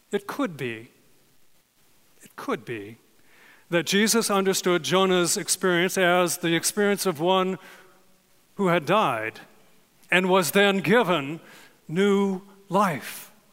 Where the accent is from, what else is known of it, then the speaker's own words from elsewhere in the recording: California, United States; I was born and raised in California